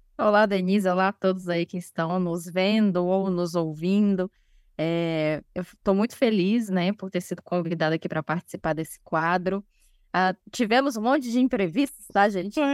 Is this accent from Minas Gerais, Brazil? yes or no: no; Brasília, Federal District, Brazil; uma instituição de saúde aqui em Brasília, porque eu sou de Brasília.